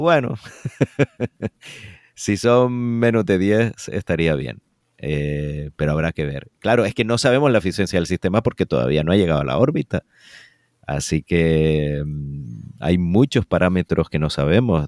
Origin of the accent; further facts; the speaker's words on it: Canary Islands, Spain; como canario